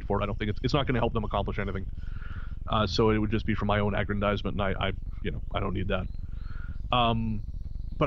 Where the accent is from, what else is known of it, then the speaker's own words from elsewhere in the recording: Revelstoke, British Columbia, Canada; Revelstoke, B.C., my hometown